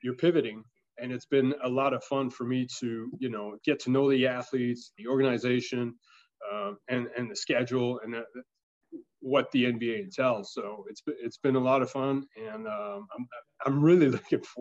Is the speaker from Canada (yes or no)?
yes; Canada; moved away as an adult; now in United States; I'm French Canadian